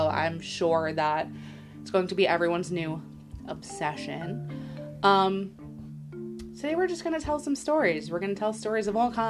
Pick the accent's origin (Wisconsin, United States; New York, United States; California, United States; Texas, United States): New York, United States; We are in New York